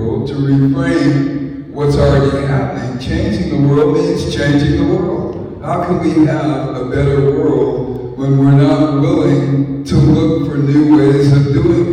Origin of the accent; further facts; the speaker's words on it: San Francisco, California, United States; I'm from San Francisco, California